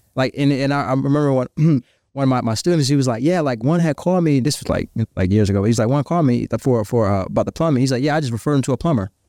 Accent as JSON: {"language": "English", "region": "Virginia", "country": "United States", "moved": "yes", "said": "I'm from Virginia."}